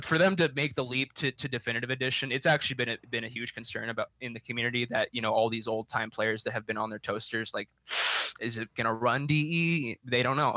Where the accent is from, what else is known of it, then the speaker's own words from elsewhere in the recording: Montana, United States; now in Colorado, United States; I'm originally from Montana